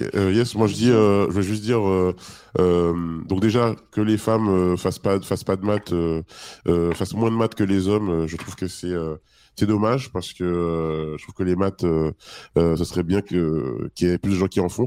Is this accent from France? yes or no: yes; Île-de-France, France; moi, je suis d'Île-de-France, je suis à parisien.